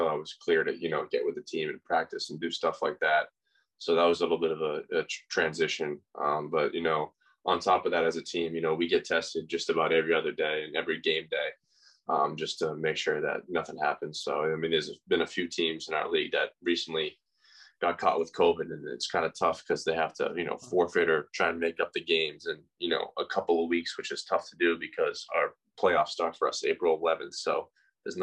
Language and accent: English; Massachusetts, United States; I was home in Massachusetts